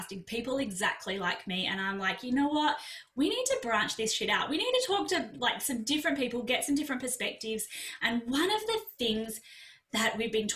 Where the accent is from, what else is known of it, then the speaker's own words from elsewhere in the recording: Australia; I'm an Aussie